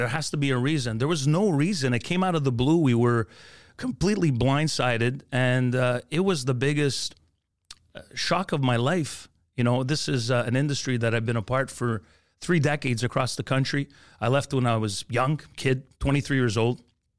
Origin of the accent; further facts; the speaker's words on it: Montreal, Quebec, Canada; You know, I grew up in the East End, Rosemont, near the Olympic Stadium, moved to Montreal North, had to work on getting rid of my accent if I really wanted to be taken seriously at the time in radio.